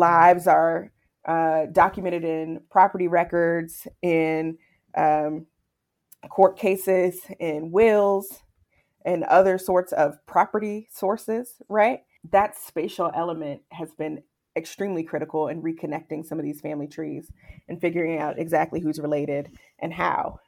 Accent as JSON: {"language": "English", "town": "Charlottesville", "region": "Virginia", "country": "United States", "tie": "born or raised there", "said": "now Charlottesville's my hometown, and I grew up taking field trips to Monticello"}